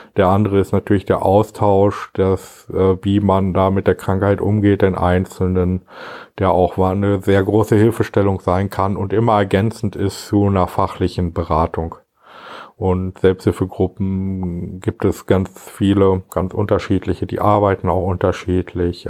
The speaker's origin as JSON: {"language": "German", "town": "Gütersloh", "region": "North Rhine-Westphalia", "country": "Germany", "tie": "born or raised there", "also_born_or_lived": "Marienfeld / Steinhagen", "said": "Kreis Gütersloh, das ist gut, da bin ich ja schon mein Leben lang ansässig"}